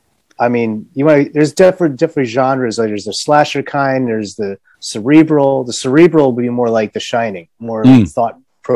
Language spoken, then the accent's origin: English; New York, United States; now in Los Angeles, United States; I come from New York